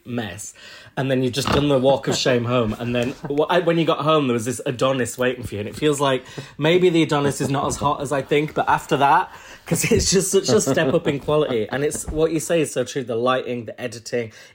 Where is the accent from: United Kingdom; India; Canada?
United Kingdom; Huddersfield, Yorkshire and the Humber; I'm from Huddersfield, Yorkshire